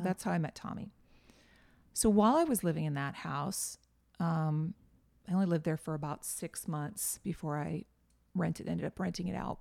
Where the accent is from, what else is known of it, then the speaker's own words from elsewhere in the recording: just outside of Boston, Massachusetts, United States; now in Nashville, United States; I grew up just outside of Boston